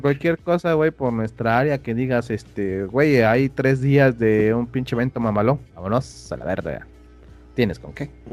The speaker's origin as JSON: {"language": "Spanish", "country": "Mexico", "said": "como ciudadano mexicano"}